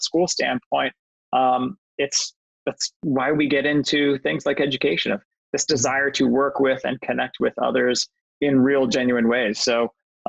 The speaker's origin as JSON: {"language": "English", "town": "Phoenix", "region": "Arizona", "country": "United States", "tie": "born or raised there", "moved": "as an adult", "said": "At a school called Phoenix Country Day School in Phoenix, Arizona, which is my hometown"}